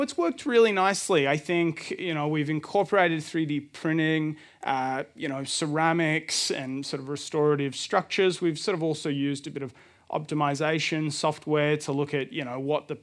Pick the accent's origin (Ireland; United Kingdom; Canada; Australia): Australia; Melbourne, Victoria; I'm from Melbourne, and our studio is called Reef Design Lab